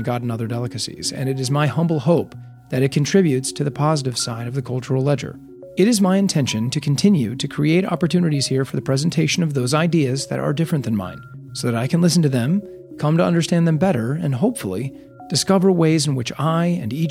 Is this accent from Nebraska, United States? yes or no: yes; Omaha, Nebraska, United States; moved away as an adult; now in Los Angeles, United States; I'm from Omaha, Nebraska. Meat and potatoes, you know, pasta family